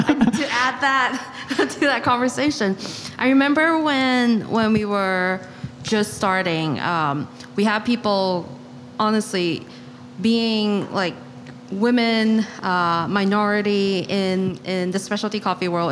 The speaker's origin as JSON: {"language": "English", "country": "Malaysia", "tie": "born or raised there", "moved": "yes", "lives_now": "New York, United States", "said": "I am also born and raised in Malaysia."}